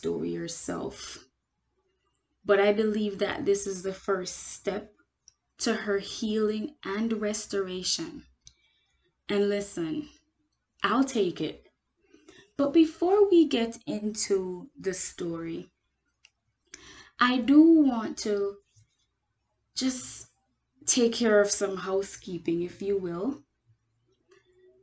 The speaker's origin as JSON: {"language": "English", "country": "Jamaica", "moved": "yes", "lives_now": "United States", "said": "I am Jamaican. The United States, of course, again, because I live here"}